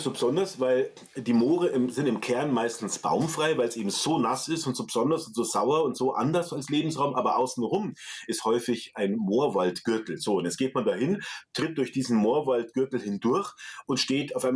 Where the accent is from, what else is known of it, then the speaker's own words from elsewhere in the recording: Bavaria, Germany; now in Dorfen, Germany; Ich bin an der Münchner Schotterebene groß geworden im Osten von München und war das gewohnt aus meiner Kindheit, dass A überall Kies im Boden ist und B alles flach ist.